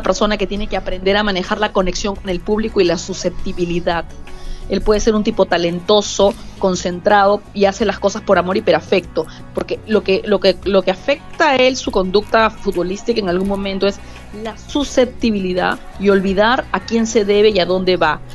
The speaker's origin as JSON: {"language": "Spanish", "country": "Peru", "said": "En mi país"}